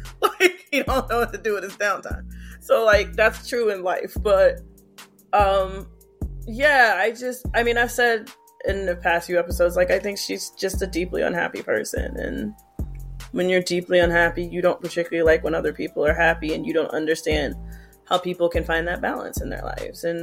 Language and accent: English; Petersburg, Virginia, United States; I'm from Petersburg.